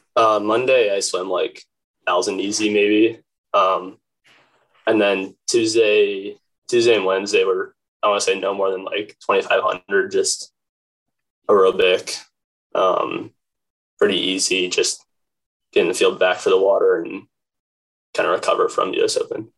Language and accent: English; Crozet, Virginia, United States; I'm from Crozet, Virginia, which is about 20 minutes outside of Charlottesville